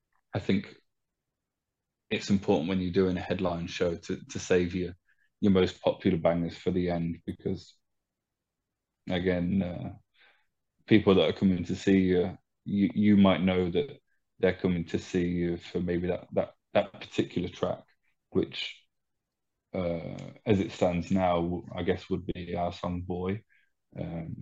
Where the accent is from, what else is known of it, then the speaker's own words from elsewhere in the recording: Leicester, East Midlands, United Kingdom; moved away as an adult; now in France; I'm from Leicester myself, it's a place where I played my very first show ever